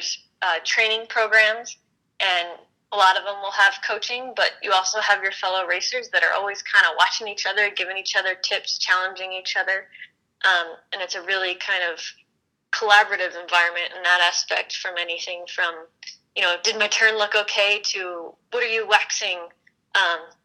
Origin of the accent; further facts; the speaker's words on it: Philadelphia, Pennsylvania, United States; moved away as an adult; also born or lived in Worcester, Massachusetts; now in Colorado, United States; I grew up in Philadelphia